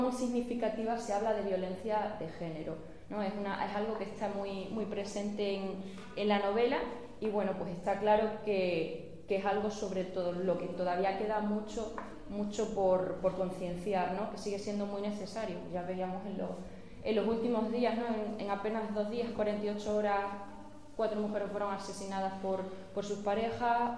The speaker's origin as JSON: {"language": "Spanish", "town": "Villanueva de la Serena", "region": "Extremadura", "country": "Spain", "tie": "born or raised there", "also_born_or_lived": "Seville", "moved": "as an adult", "said": "nací en Sevilla en Sevilla pasé los tres primeros meses de mi vida pero realmente me he criado en Villanueva de la Serena"}